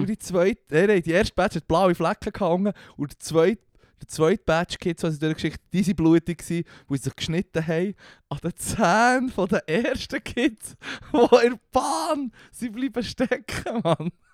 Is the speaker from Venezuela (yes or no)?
no; Switzerland; wir als Schweizer